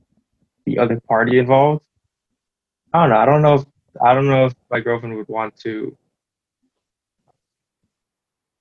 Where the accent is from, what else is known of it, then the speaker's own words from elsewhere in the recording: Maine, United States; now in Atlanta, United States; growing up in Maine